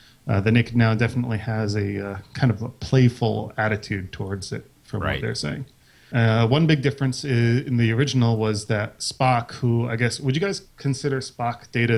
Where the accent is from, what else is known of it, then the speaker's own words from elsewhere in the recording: Paterson, New Jersey, United States; I'm from New Jersey.